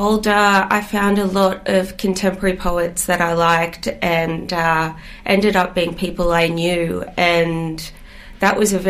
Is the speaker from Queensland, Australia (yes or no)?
no; Gerringong, New South Wales, Australia; born or raised there; also born or lived in Greystanes, Western Sydney / Glasgow, Scotland